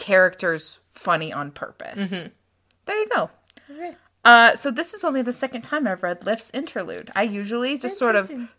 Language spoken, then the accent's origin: English; Louisiana, United States; most buildings, palaces, huts that are in a book are vaguely based off the layout of the house we grew up in Louisiana.